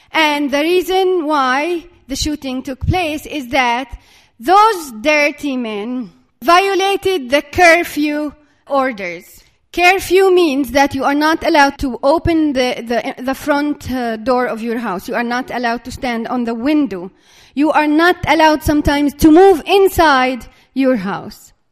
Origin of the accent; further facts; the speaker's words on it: Dura, West Bank, Palestine; I have to cross from my hometown, which is Dura here on the map.